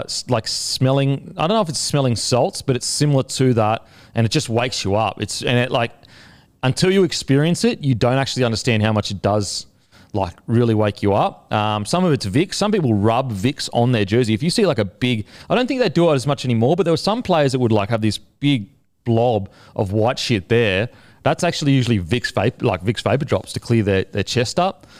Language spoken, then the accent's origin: English; Australia; also born or lived in New Zealand; being an Australian